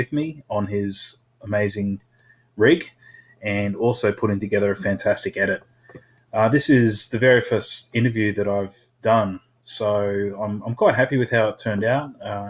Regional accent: Cairns, Queensland, Australia; That's really cool because I did the same thing growing up in Cairns.

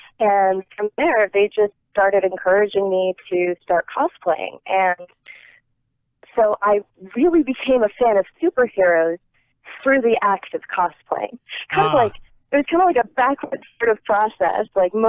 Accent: Northeast, United States; I grew up in the Northeast.

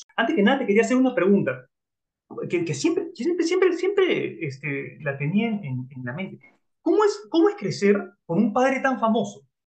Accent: Lima, Peru; yo soy de Lima, Perú.

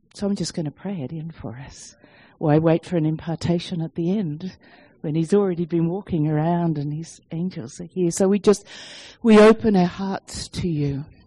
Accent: Sydney, New South Wales, Australia; moved away as an adult; now in Denver, United States; our accent doesn't sound like American. So, we, yes, we are from Sydney, Australia, but we are now living in Colorado and Denver

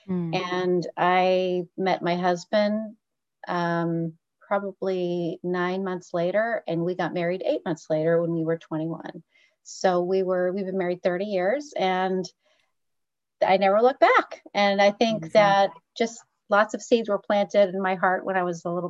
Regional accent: Muncie, Indiana, United States; moved away; I grew up in Muncie, Indiana

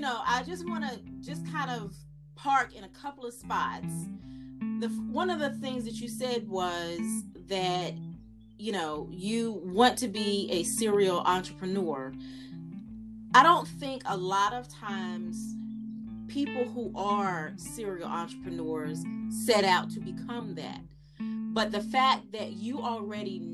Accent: Fayetteville, North Carolina, United States; I am from Fayetteville

